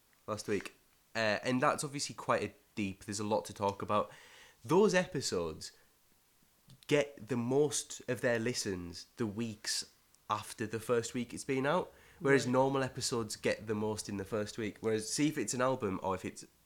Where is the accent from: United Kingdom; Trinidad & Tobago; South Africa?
United Kingdom; Middlesbrough, North East England; now in Glasgow, United Kingdom; I'm from Middlesbrough